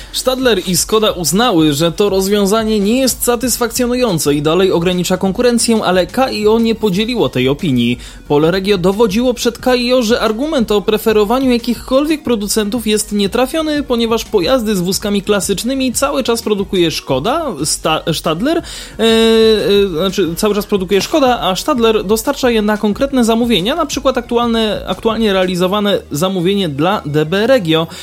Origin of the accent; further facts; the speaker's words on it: Lesser Poland, Poland; po tym naszym pięknym regionie